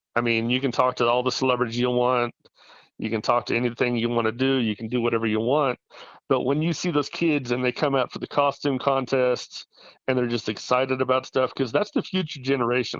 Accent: Salina, Kansas, United States; now in Colorado Springs, United States; my hometown of Salina, Kansas

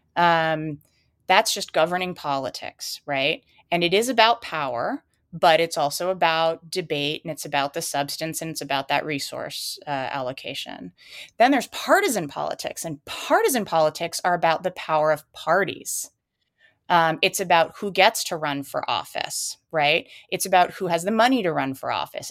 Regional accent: United States; as an American

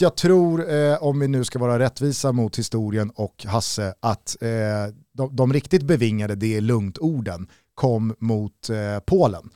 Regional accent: Sweden; för mig alltså som svensk

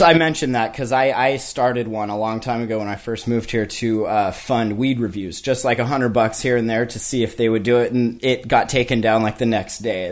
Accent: Kalispell, Montana, United States; moved away as an adult; also born or lived in Denver; now in Washington, United States; I live in Washington now, but I'm from Montana.

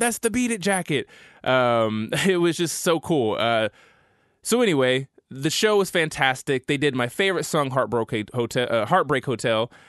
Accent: Tulsa, Oklahoma, United States; my hometown of Tulsa

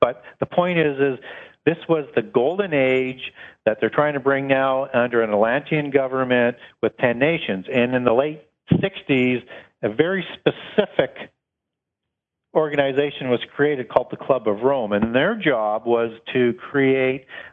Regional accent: Canada; from Canada

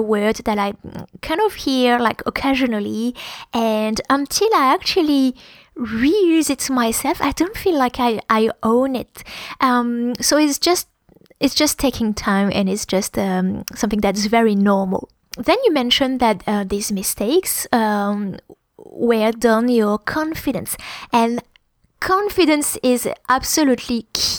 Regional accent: France; accent: French; English is a second language; moved away; When I speak English with my French accent

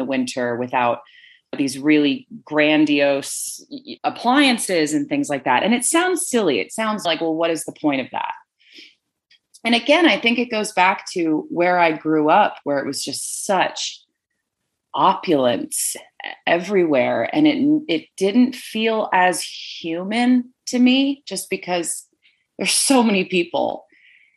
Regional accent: Connecticut, United States; moved away as an adult; also born or lived in Rhode Island; now in Utah, United States; I grew up in New England on the East Coast for 21 years. And outside of going to college in Rhode Island and growing up in Connecticut

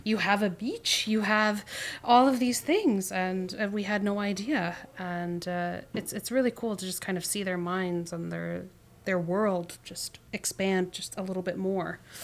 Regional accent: Canada; we as, as Canadian or Canadian individuals who have grown up here

